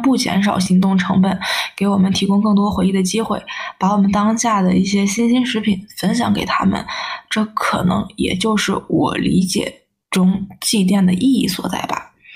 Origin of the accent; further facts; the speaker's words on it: Shanxi, China; 我们山西这边面食比较丰富